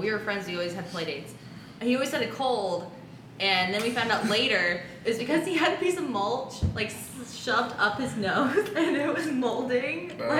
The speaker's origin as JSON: {"language": "English", "town": "Columbus", "region": "Ohio", "country": "United States", "tie": "born or raised there"}